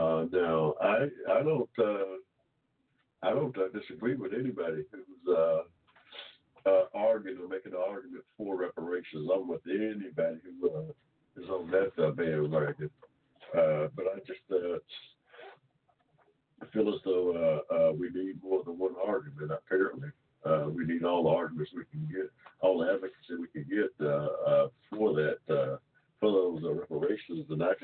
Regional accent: Georgia, United States; I was born here in Georgia in 1945 without 14th Amendment protections.

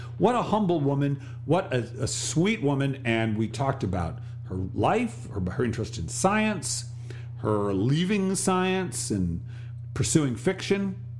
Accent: Providence, Rhode Island, United States; moved away; I grew up in Providence.

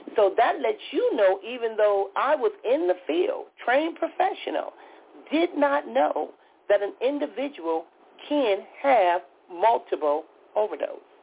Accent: Compton, California, United States; I grew up in Compton, California

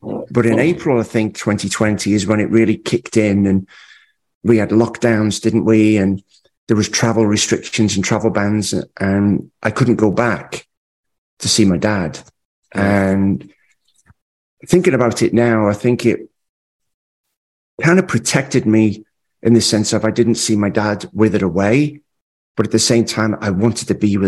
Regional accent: Liverpool, North West England, United Kingdom; moved away as an adult; now in United States; I was born in Liverpool, England. Have obviously a mum and dad and my sister Gillian. Very traditional upbringing

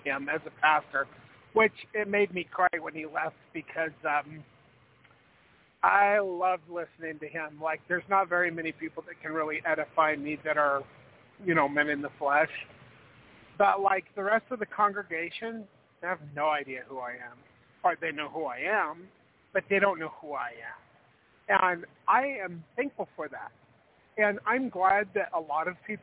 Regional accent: Idaho, United States

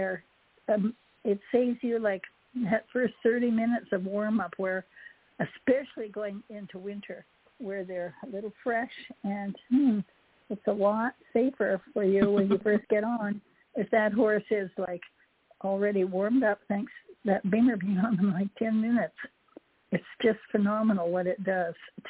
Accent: Canada; also born or lived in Hawaii; now in Jupiter, Florida, United States; as a child, I grew up in Canada

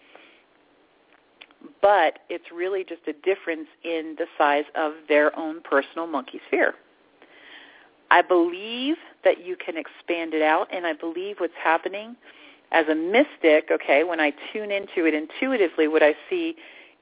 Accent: Orlando, Florida, United States; moved away; I lived in Orlando. I grew up in Orlando. And I had to move out of Orlando

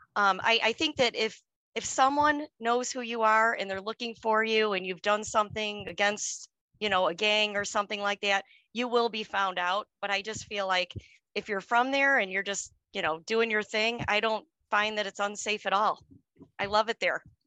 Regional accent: Chicago, Illinois, United States; now in suburb of Chicago, United States; I was born and raised on the city, on the Chicago south side

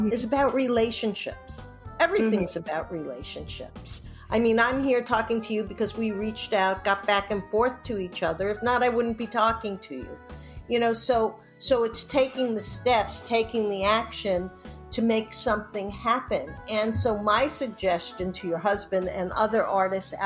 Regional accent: New York, United States; now in California, United States; growing up in New York and growing and being on the West Coast

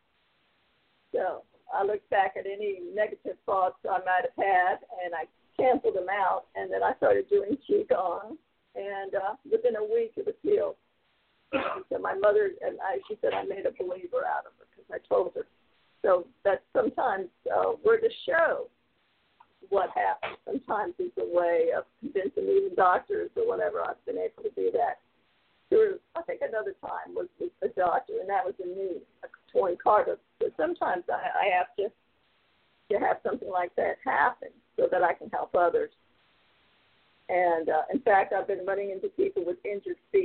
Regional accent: Northern Virginia, United States; moved away; also born or lived in Indiana; I grew up in North Virginia

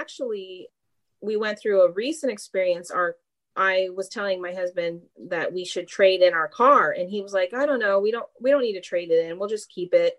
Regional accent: Mississippi, United States; moved away as an adult; now in Chico, United States; I actually grew up in Mississippi.

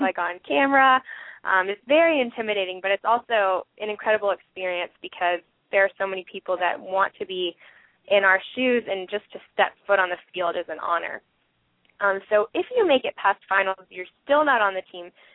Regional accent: St. Augustine, Florida, United States; moved away as an adult; now in Dallas, United States; I was born and raised in St. Augustine, Florida.

